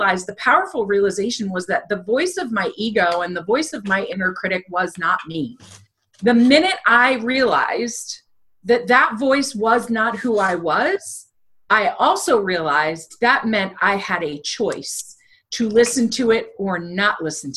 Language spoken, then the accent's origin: English; United States; moved away as an adult; now in the American South; I grew up right outside New York City